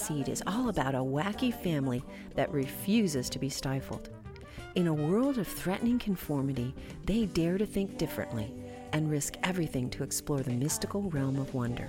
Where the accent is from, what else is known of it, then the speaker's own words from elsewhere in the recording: Bakersfield, California, United States; now in Boston, United States; originally from Bakersfield